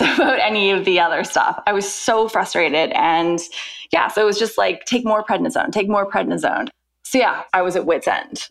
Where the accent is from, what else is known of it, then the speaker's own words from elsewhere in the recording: Vancouver, British Columbia, Canada; moved away as an adult; now in London, United Kingdom; I'm originally from Vancouver, Canada, born and raised, and I have been living in the UK for the past 10 years.